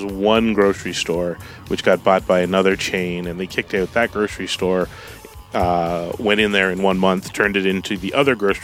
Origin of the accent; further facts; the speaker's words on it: Canada; my vaguely watered down Britishness as a Canadian